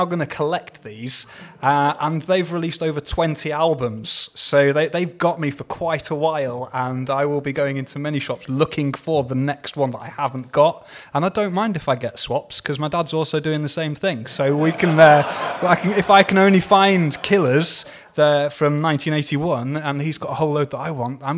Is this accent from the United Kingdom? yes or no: yes; East of England, United Kingdom; I mean, again, I'm originally from Hertfordshire, but I lived here again much longer than I've not lived here.